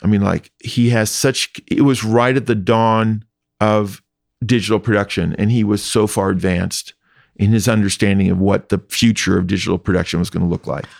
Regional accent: Indianapolis, Indiana, United States; moved away; I grew up in Indiana

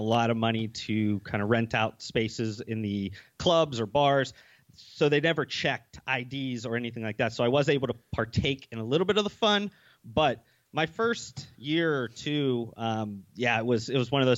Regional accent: Ohio, United States; also born or lived in Las Vegas, Nevada; I grew up in Ohio

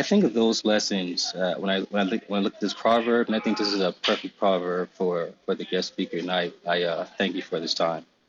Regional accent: Charleston, South Carolina, United States; moved away as an adult; also born or lived in Nairobi, Kenya; now in Seattle, United States; me growing up on the East Coast of Charleston, South Carolina

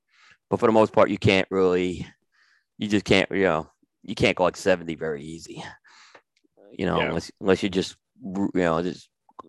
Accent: New York City, New York, United States; Growing up in New York City

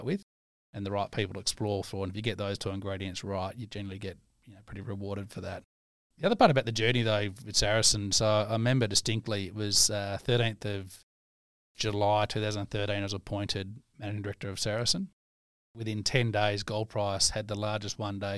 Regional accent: Leonora, Western Australia, Australia; also born or lived in Menzies; I grew up in Leonora Menzies as a kid.

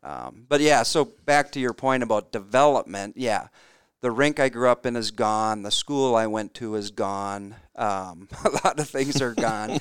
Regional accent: Warroad, Minnesota, United States; moved away as an adult; also born or lived in Wayzata, Minnesota; in the small town of Warroad, you know, there's sixty kids in my class

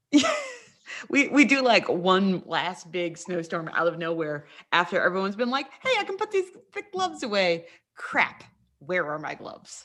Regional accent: West Virginia, United States; moved away; also born or lived in North Carolina; I grew up in West Virginia, but then spent a lot of time in North Carolina

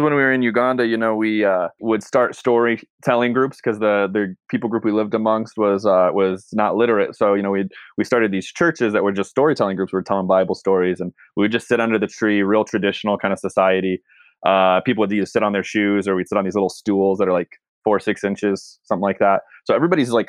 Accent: Texas, United States; moved away; I'm originally from Texas

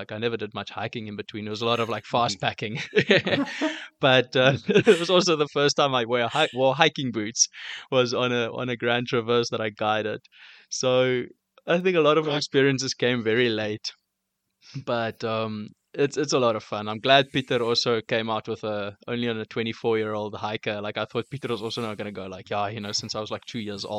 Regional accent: Cape Town, Western Cape, South Africa; also born or lived in Port Alfred; now in Johannesburg, South Africa; as a Cape Townian growing up

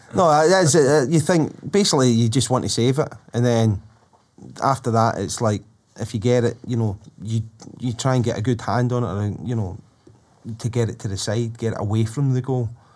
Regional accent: Glasgow, Scotland, United Kingdom; I come from Drumchapel, and, um, the house I lived in for the first twelve years of my life

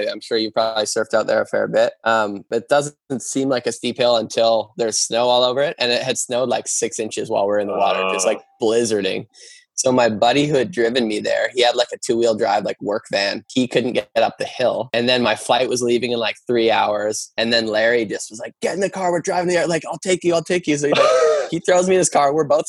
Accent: Canada; people literally think you're American and are kind of standoffish, and then find out you're Canadian and are super kind.

